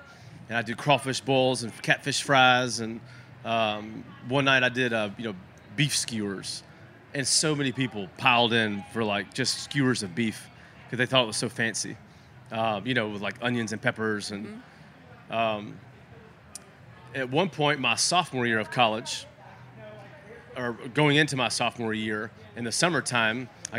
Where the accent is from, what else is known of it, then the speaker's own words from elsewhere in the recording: New Orleans, Louisiana, United States; also born or lived in Texas; But I grew up fishing in New Orleans, and grew up fishing in Texas.